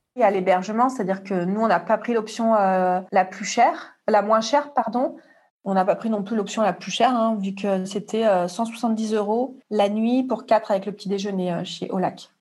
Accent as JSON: {"language": "French", "town": "Marseille", "region": "Provence-Alpes-Côte d'Azur", "country": "France", "said": "je suis de Marseille"}